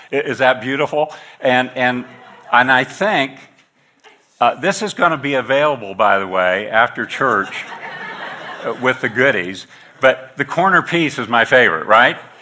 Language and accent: English; northeastern Kansas, United States; I grew up in the Midwest on a farm in northeastern Kansas